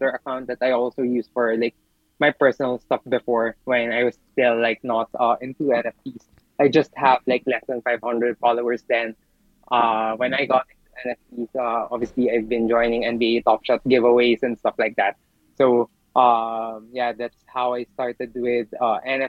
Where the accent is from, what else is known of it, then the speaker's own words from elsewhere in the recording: Philippines; I'm from the Philippines